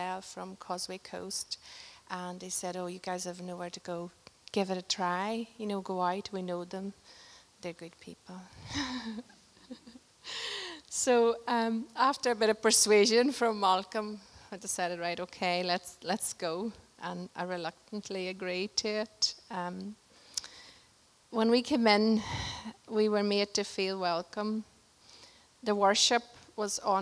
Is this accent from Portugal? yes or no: yes; Portugal; moved away; we got a chance to go to Portugal, my home country